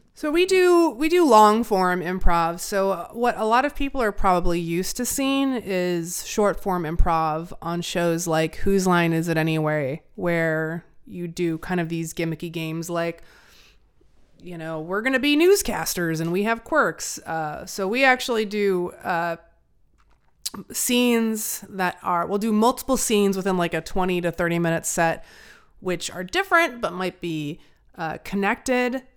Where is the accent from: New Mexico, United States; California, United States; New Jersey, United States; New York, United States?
New Mexico, United States; Albuquerque; now in Portland, United States; I'm from Albuquerque.